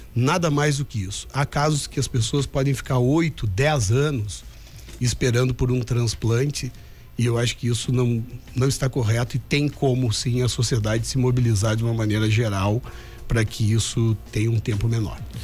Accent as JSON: {"language": "Portuguese", "town": "Lagoa Vermelha", "region": "Rio Grande do Sul", "country": "Brazil", "also_born_or_lived": "Porto Alegre", "moved": "yes", "said": "E a gente começou a fazer isso brincando em Lagoa Vermelha, primeiro na garagem da minha casa e depois em outras garagens. Finais de semana, quando eu vinha de Porto Alegre"}